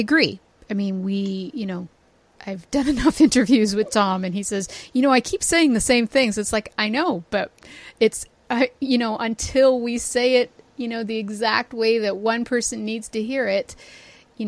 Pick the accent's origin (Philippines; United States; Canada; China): Canada; Toronto, Ontario; I'm from Toronto